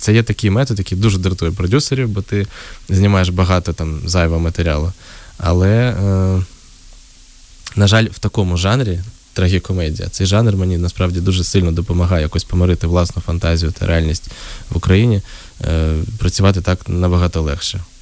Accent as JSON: {"language": "Ukrainian", "town": "Uzhhorod", "region": "Zakarpattia Oblast", "country": "Ukraine", "said": "я з Ужгорода"}